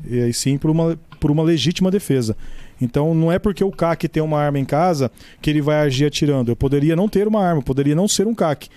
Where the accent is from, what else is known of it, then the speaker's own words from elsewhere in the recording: Mirassol, São Paulo, Brazil; minha cidade natal